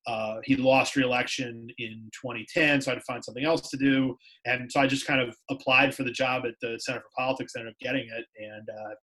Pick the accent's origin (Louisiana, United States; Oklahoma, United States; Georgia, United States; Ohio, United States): Ohio, United States; Cleveland; moved away; I'm from the Cleveland area in Ohio, and I went to Ohio University, went journalism program there. And then I worked at a couple of small newspapers in Northeast Ohio right out of college.